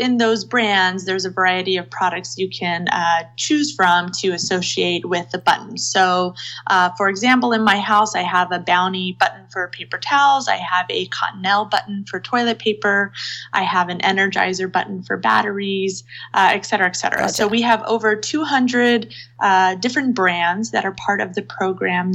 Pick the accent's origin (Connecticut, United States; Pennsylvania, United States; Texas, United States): Texas, United States; now in Seattle, United States; I live in Seattle now, but I was born and raised in Texas